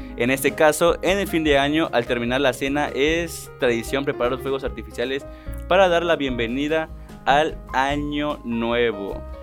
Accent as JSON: {"language": "Spanish", "country": "Mexico", "said": "nosotros como los mexicanos"}